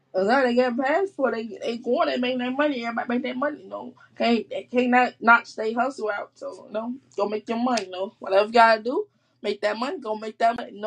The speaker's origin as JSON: {"language": "English", "town": "Chicago", "region": "Illinois", "country": "United States", "tie": "born or raised there", "said": "I'm from Chicago. I'm born and raised from Chicago"}